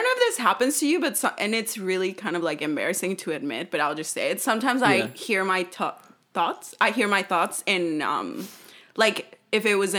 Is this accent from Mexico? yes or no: yes; Oaxaca, Mexico; first language Spanish; English is a second language; moved away; I'm from Oaxaca